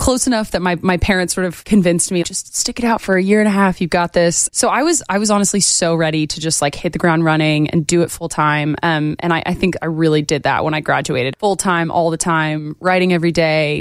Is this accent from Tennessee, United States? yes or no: yes; Knoxville, Tennessee, United States; So I'm originally from East Tennessee. I kind of grew up just outside Knoxville